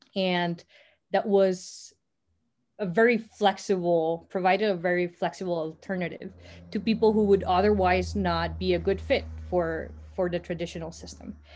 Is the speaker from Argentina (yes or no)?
no; Costa Rica; I am Costa Rican, born and raised in Costa Rica